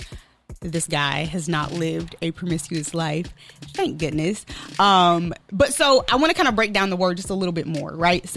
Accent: Milwaukee, Wisconsin, United States; I'm from Milwaukee, Wisconsin

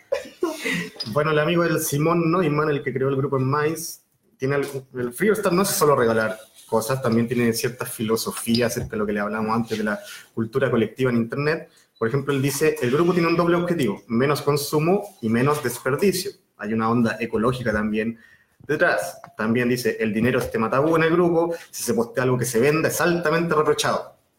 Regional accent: Viña del Mar, Valparaíso, Chile; Yo soy de Viña del Mar, pero digo que soy de Valparaíso

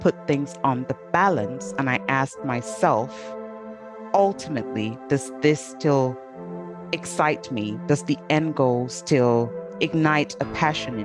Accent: Cameroon; moved away; my home country of Cameroon

